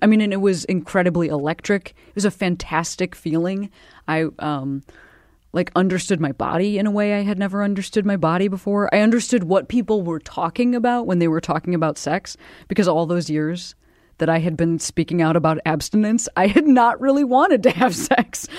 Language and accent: English; Midwest, United States; I'm from the Midwest